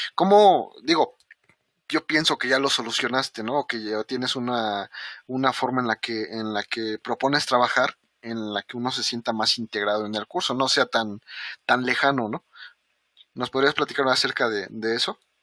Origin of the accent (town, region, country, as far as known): Mexico